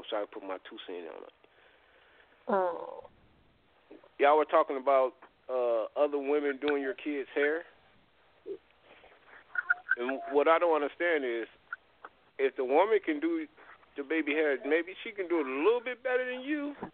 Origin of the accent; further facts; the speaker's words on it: Gary, Indiana, United States; I'm from Gary